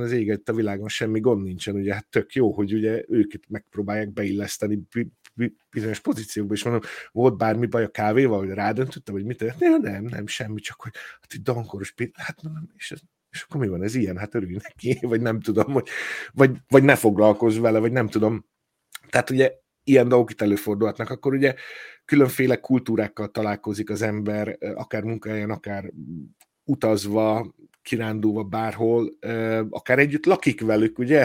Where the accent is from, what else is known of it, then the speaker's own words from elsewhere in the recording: Hungary; moved away as an adult; now in Ireland; Magyarországra megyek, akkor, eh, elhatározom, hogy na most, na most me-, megkeresem a szülőházamat